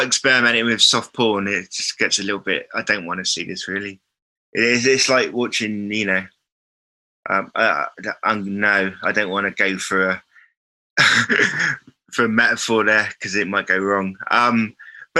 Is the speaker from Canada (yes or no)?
no; United Kingdom; growing up in Britain, where they're kind of part, especially growing up in the 70s and the 80s, like me